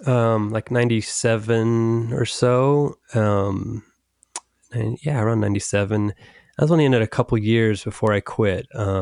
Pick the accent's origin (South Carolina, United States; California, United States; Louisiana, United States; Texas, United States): California, United States; Orange County; I'm from Orange County, California.